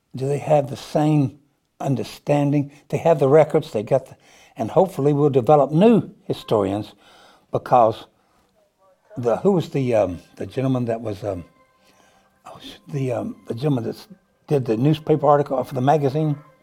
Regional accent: Memphis, Tennessee, United States; now in Peoria, United States; I go back to my hometown of Memphis

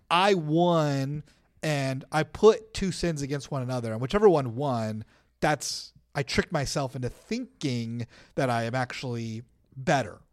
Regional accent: United States; we're American Christians

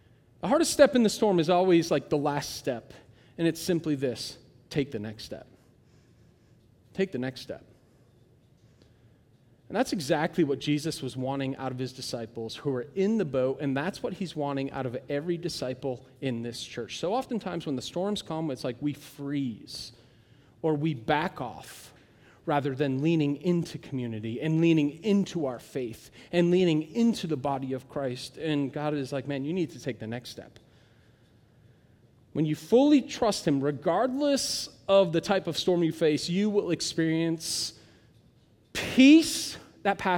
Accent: United States; I'm an American

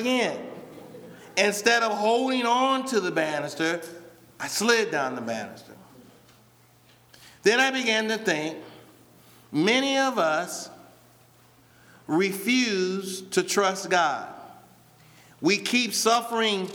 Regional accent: Rockford, Illinois, United States; when I was younger and I'm growing up in Rockford

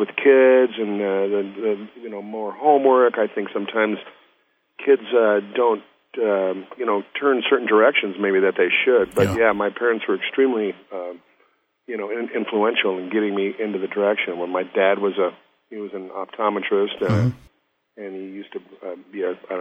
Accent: Southwest Iowa, United States; moved away as an adult; also born or lived in Boston; I came from Southwest Iowa where it's, you know, it's rock and roll and big bands

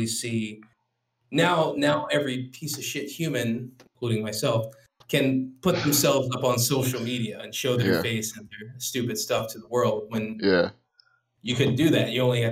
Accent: Louisiana, United States; I grew up in the South

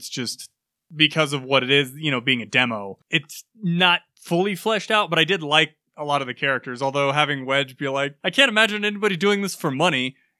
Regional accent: United States; I'm American

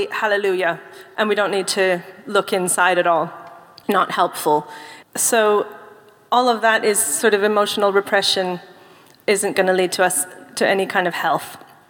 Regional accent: United Kingdom; I'm British. I'm fine. I'm keeping calm and carrying on.

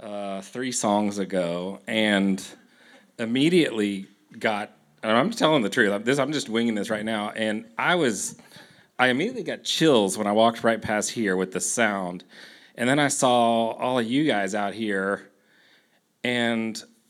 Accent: Houston, Texas, United States; You know, I grew up in Houston.

